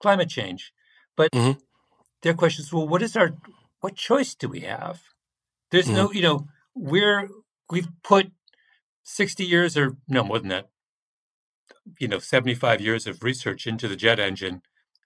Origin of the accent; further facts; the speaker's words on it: Canada; moved away; I say that as a Canadian